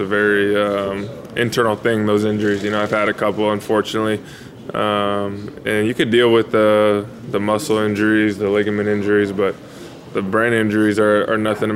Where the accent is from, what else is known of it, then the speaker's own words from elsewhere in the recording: California, United States; moved away; I'm from California